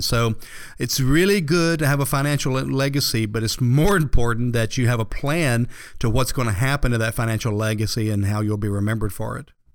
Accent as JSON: {"language": "English", "town": "Atlanta", "region": "Georgia", "country": "United States", "tie": "born or raised there", "said": "I was born and raised here in Atlanta"}